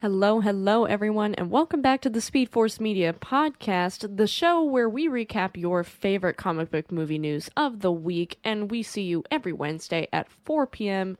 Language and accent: English; United States; we're American